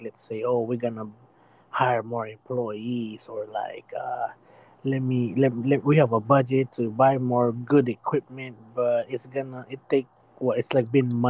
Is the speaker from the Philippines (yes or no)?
yes; Philippines; I'm a Filipino.